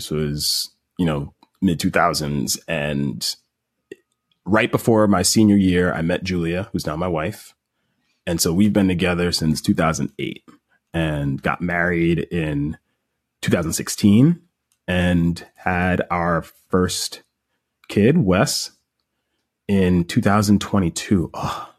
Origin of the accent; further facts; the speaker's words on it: Baldwin, New York, United States; grew up in right outside of New York City in Long Island, New York, a town called Baldwin. Grew up with both my parents and I got one sibling, younger sister, 6 years younger than me. And, you know, we grew up in a lower middle class background